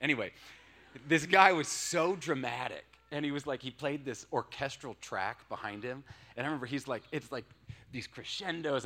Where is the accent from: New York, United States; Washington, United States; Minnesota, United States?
Washington, United States; moved away as an adult; I'm from Washington State. That's where I grew up.